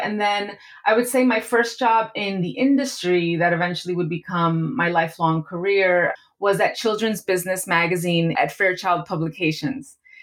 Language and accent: English; New York City, New York, United States; I was 14 years old, and I was growing up in New York City